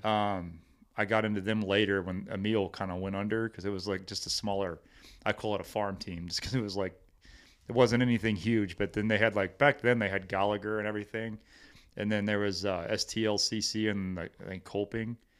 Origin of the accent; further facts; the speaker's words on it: Hillsboro, Missouri, United States; also born or lived in Cape Girardeau, Missouri; It's, uh, Hillsboro. Uh, born and raised there.